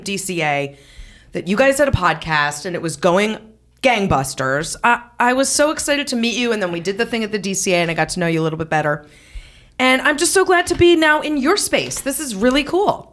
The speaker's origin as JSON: {"language": "English", "region": "New England", "country": "United States", "tie": "born or raised there", "lives_now": "Darien, United States", "said": "I grew up in New England"}